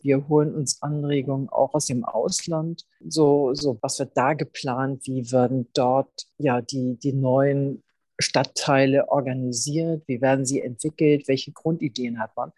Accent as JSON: {"language": "German", "region": "Schleswig-Holstein", "country": "Germany", "tie": "born or raised there", "moved": "as an adult", "lives_now": "Hamburg, Germany", "said": "Ich bin ja in Schleswig-Holstein aufgewachsen"}